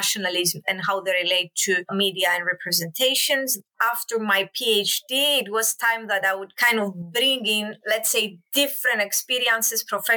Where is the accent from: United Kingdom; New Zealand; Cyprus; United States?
Cyprus; I'm originally from Cyprus